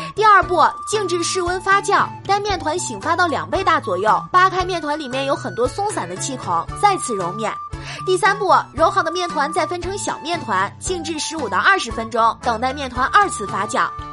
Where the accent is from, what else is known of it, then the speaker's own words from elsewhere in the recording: northern China, China; 作为一个北方人的我